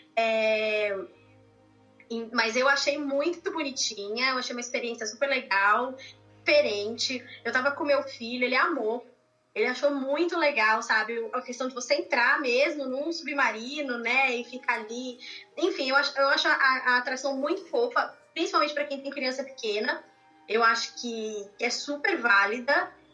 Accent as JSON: {"language": "Portuguese", "region": "São Paulo", "country": "Brazil", "moved": "as an adult", "lives_now": "Austin, United States", "said": "eu sou de São Paulo, moro aqui em Austin, no Texas, é, desde"}